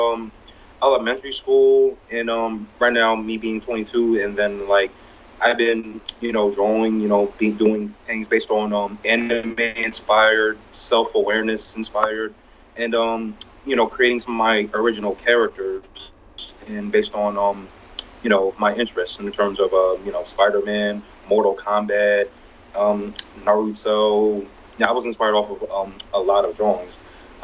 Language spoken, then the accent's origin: English; New Jersey, United States; I was born and raised in New Jersey